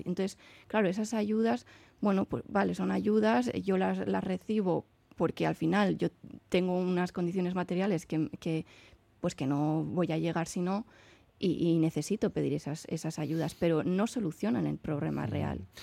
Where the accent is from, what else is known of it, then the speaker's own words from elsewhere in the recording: San Sebastián, Basque Country, Spain; yo que soy de Donosti